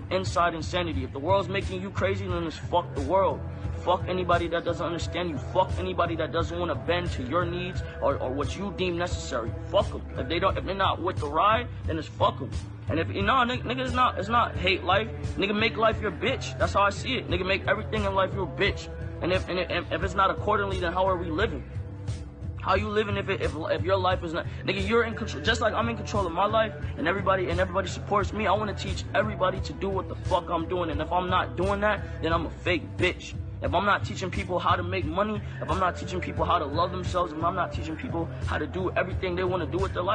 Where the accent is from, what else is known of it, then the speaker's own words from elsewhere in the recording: Lauderhill, Florida, United States; I'm from Florida